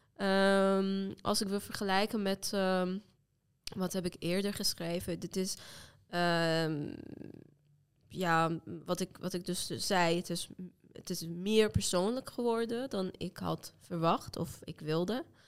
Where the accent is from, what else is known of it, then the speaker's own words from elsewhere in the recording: Iran; first language Azerbaijani Turkish; Dutch is a second language; moved away as an adult; now in Netherlands; ik kom uit Turks sprekende deel van Iran. Dus eigenlijk mijn moedertaal is Turks